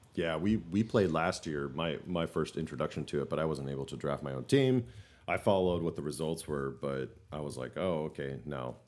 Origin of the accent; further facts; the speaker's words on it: the North, United States; We're from the North